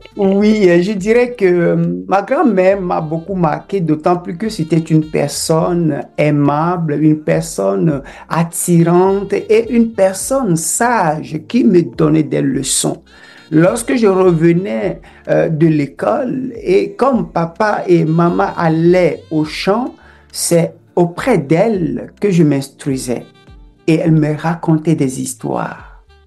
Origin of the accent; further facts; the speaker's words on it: Adjivu, Togo; moved away as an adult; also born or lived in France; now in Canada; Je suis né dans un petit village qui s'appelle Adjivu, au sud-ouest du Togo, frontière entre le Togo et le Bénin